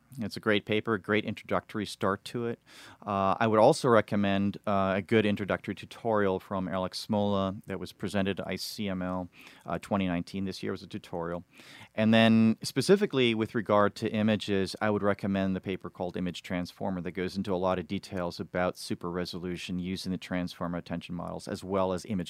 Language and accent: English; Paris, Île-de-France, France; So I grew up in Paris and I speak fluent Chinese.